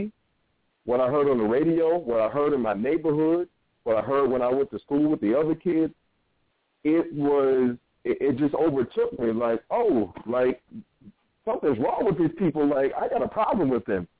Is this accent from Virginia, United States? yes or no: yes; Norfolk, Virginia, United States; I grew up in Norfolk, Virginia.